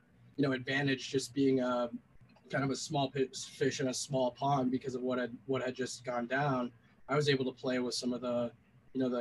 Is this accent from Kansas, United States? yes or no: no; Denver, Colorado, United States; moved away as an adult; I was born in Denver, grew up here, you know, running around the mountains as a Boy Scout when I was a kid